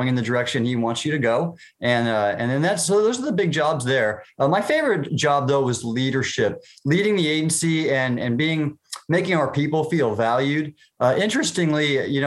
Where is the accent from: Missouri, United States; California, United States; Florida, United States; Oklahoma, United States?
California, United States; Southern; I grew up in Southern California, and I went to the beach a lot